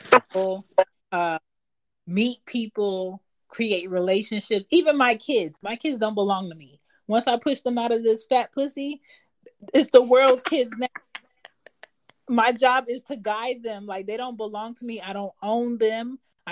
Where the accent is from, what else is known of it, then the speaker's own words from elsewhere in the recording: Philadelphia, Pennsylvania, United States; moved away; I'm from Philly, and Philly is like a stagnant old city